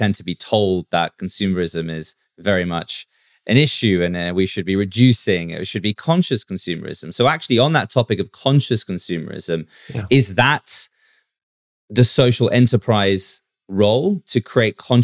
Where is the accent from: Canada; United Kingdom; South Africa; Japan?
South Africa; I come from South Africa